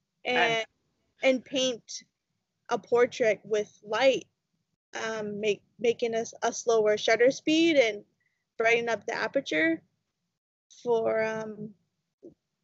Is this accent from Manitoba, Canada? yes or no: no; London, Ontario, Canada; now in Rama, Canada; I come from London, Ontario. My family is originally from there